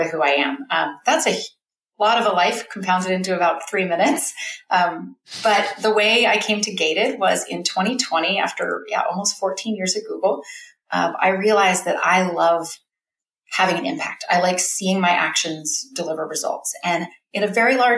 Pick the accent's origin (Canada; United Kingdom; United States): United States; Bay Area, California; moved away as an adult; now in Alaska, United States; I'm a Californian originally. I was born and raised in the Bay Area